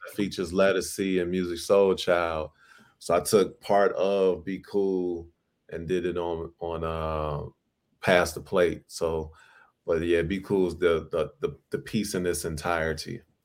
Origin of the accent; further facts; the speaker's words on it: Chicago, Illinois, United States; my city, Chicago, you know, my hometown